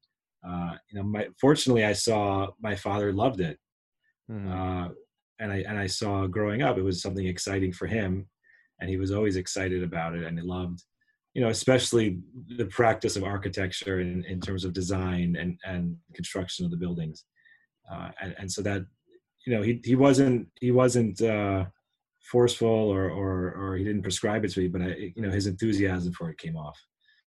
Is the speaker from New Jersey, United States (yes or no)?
no; New York City, New York, United States; I grew up in Manhattan.